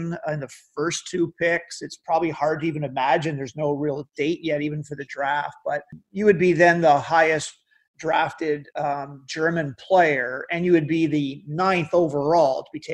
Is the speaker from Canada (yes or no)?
yes; Canada; also born or lived in Windsor; I'm a Canadian